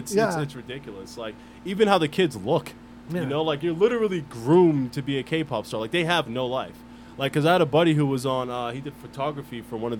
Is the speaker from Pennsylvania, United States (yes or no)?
yes; Philadelphia, Pennsylvania, United States; I'm from Southwest Philly, been around some gang shit.